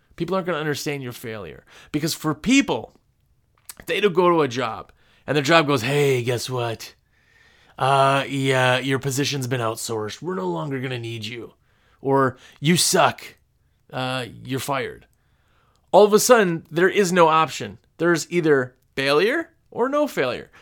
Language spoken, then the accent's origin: English; Wisconsin, United States; now in North Carolina, United States; I'm from Wisconsin, where our spring in Wisconsin started April